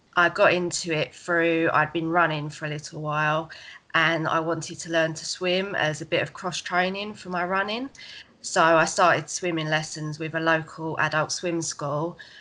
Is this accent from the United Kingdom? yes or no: yes; Essex, East of England, United Kingdom